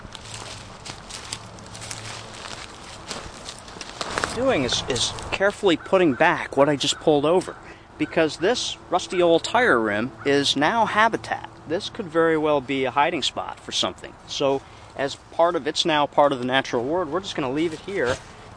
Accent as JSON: {"language": "English", "town": "Circleville", "region": "New York", "country": "United States", "tie": "born or raised there", "also_born_or_lived": "Sullivan County, New York"}